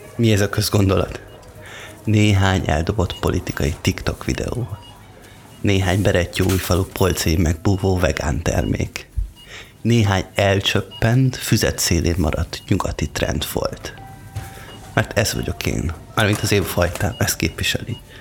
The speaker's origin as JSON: {"language": "Hungarian", "country": "Hungary", "said": "venger vagyok, mármint, hogy magyar"}